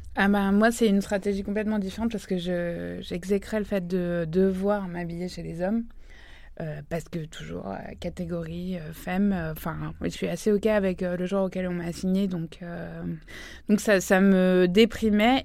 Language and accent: French; Île-de-France, France; j'ai grandi en Île-de-France